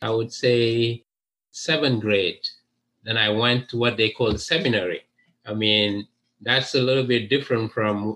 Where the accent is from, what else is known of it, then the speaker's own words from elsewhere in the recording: Dakar, Senegal; English is a second language; moved away as an adult; also born or lived in France; now in United States; I was born in Dakar, which is the capital of Senegal in West Africa